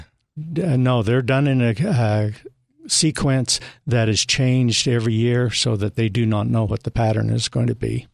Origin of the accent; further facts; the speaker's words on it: northern Utah, United States; I'm a native Utahn from northern Utah and moved down, uh, here in nineteen ninety-two